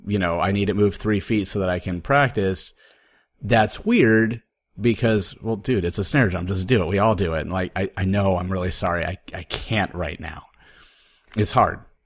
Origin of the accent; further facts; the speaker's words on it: Oregon, United States; moved away as an adult; also born or lived in Appleton, Wisconsin; I was growing up in Oregon